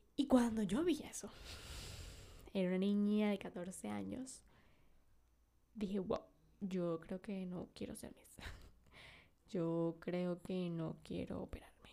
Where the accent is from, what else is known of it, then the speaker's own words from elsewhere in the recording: Venezuela; yo nací en Venezuela, el país de las mujeres bellas